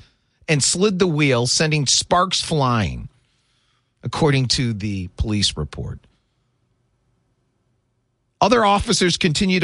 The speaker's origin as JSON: {"language": "English", "region": "Michigan", "country": "United States", "tie": "born or raised there", "also_born_or_lived": "Philadelphia, Pennsylvania", "moved": "as an adult", "said": "I grew up here in Michigan, went to high school and college in Michigan"}